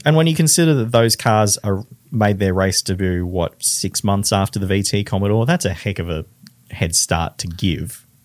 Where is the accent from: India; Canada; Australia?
Australia; North Queensland; moved away; I'm from North Queensland